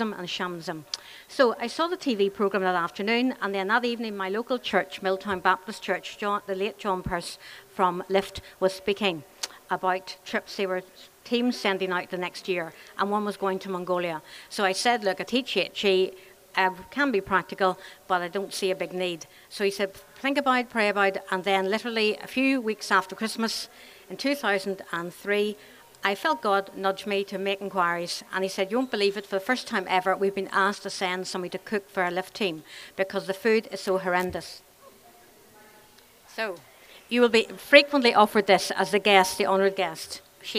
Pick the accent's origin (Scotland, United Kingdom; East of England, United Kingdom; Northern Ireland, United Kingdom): Northern Ireland, United Kingdom; Churchill; also born or lived in Belfast; I'm from Church Hill in County Fermanagh. And I grew up there